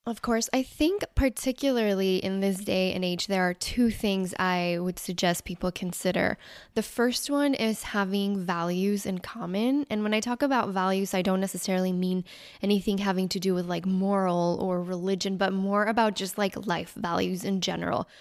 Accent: Mexico; moved away; I was actually born and raised in Mexico

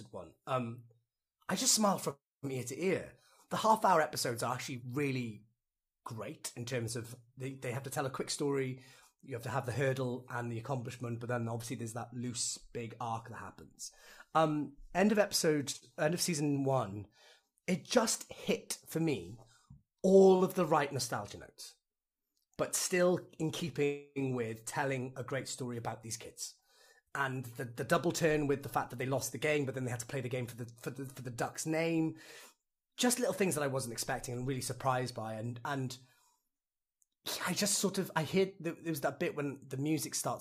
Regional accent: Wales, United Kingdom; As a Welsh person

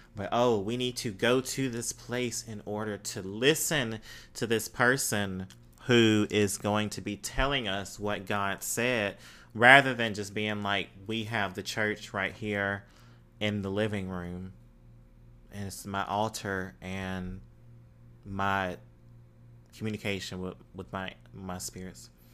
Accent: Mississippi, United States; moved away; growing up in Mississippi

